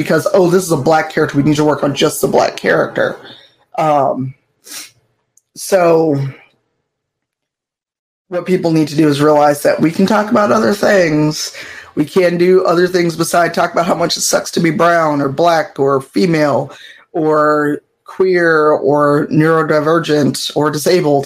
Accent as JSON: {"language": "English", "country": "United States", "tie": "born or raised there", "said": "an American-bred U.S. person"}